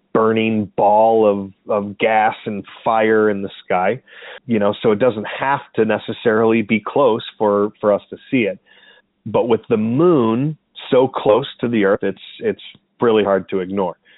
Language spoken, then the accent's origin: English; Oklahoma, United States; now in Chicago, United States; I grew up in Oklahoma